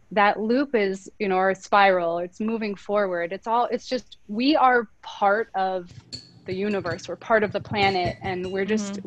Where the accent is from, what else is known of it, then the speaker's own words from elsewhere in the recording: North Dakota, United States; I grew up in North Dakota mm-hmm. in a small town